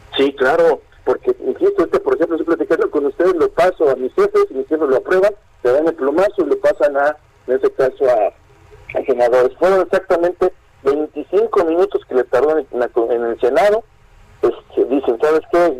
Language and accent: Spanish; Mexico; nosotros como mexicanos